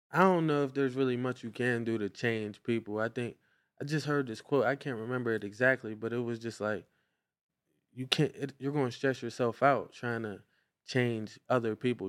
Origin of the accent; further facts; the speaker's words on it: Brownsville, Pennsylvania, United States; we come from Clover Street in Brownsville, Pennsylvania